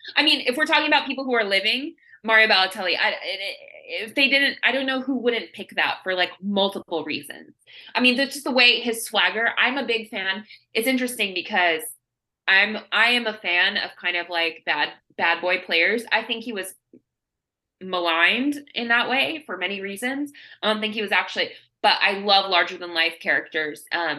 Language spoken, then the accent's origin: English; United States; So as an American, that was a really cool experience.